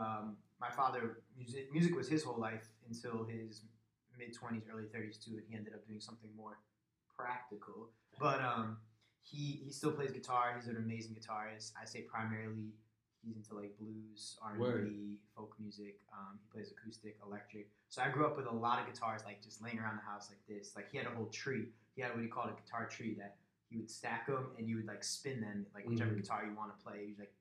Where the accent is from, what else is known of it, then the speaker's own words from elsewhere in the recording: Springfield, Massachusetts, United States; now in Hartford, United States; I'm not originally from Hartford. I'm from the Springfield, Massachusetts area.